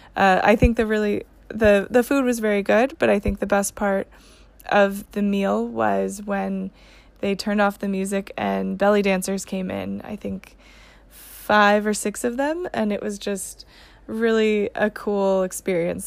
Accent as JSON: {"language": "English", "region": "Texas", "country": "United States", "said": "I'm from Texas"}